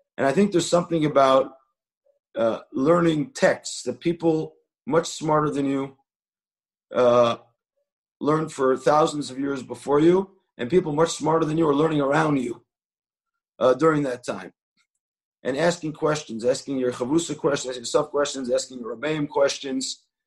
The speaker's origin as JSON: {"language": "English", "town": "Jerusalem", "region": "Jerusalem District", "country": "Israel", "said": "I said, Jerusalem."}